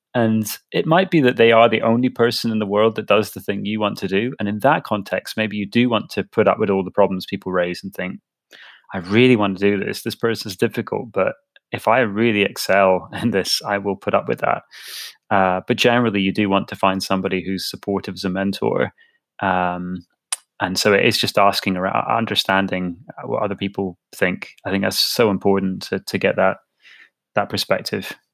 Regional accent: Edinburgh, Scotland, United Kingdom; I grew up in Edinburgh

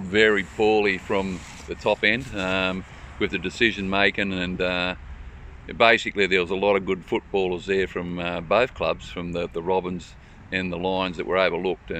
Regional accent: Tamworth, New South Wales, Australia; I grew up in West Tamworth and done a lot of water polo training over there all my life

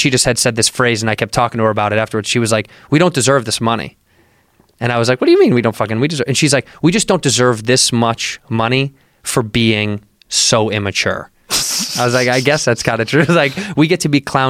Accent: Midwest, United States; I grew up in the Midwest

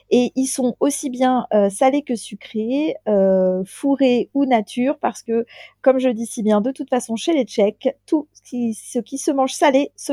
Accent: France; alors, avec mon petit accent de française, donc nous, on

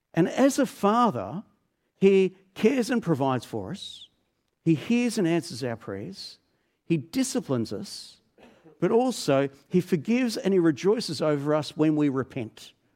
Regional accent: Melbourne, Victoria, Australia; I grew up in Melbourne

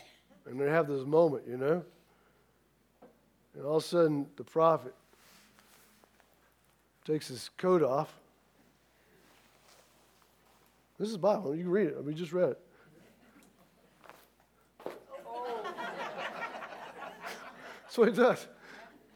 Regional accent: Midwest, United States; I come from the Midwest

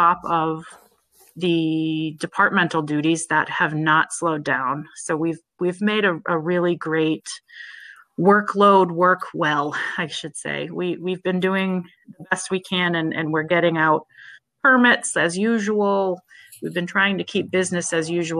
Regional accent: Harwich, Massachusetts, United States; I grew up here in Harwich, born and raised

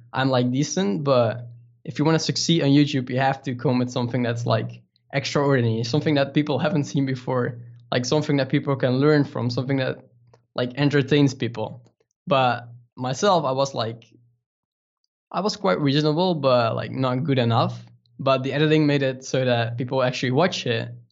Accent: Netherlands; English is a second language; we're from the Netherlands

